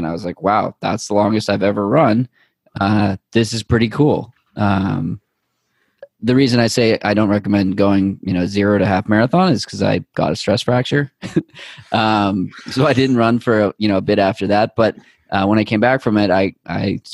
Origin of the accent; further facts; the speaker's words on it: Boston, Massachusetts, United States; also born or lived in Needham; someone that grew up in Boston and having a lot of hometown pride